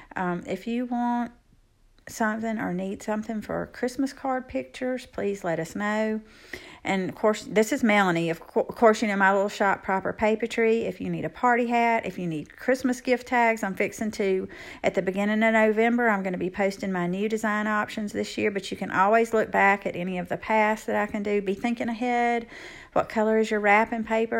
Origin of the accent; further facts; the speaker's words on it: Evergreen, Alabama, United States; my hometown of Evergreen, Alabama